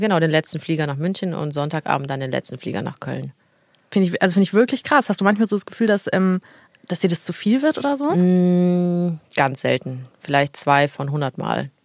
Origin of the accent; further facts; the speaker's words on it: Italy; als Italienerin